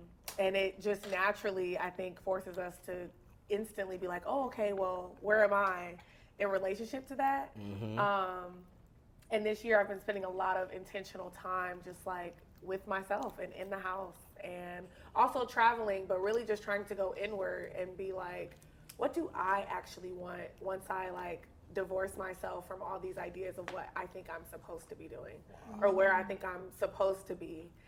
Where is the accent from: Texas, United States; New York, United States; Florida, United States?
Texas, United States; Dallas; now in Los Angeles, United States; I am originally from Dallas, Texas. Okay. I was born there.